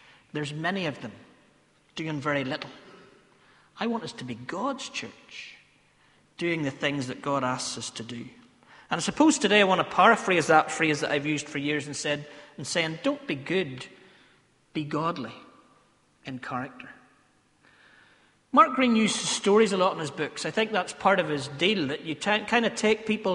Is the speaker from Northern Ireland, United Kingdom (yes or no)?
yes; Ballymena, Northern Ireland, United Kingdom; accent: Ballymena; one of my favourite Ballymena accent words that I have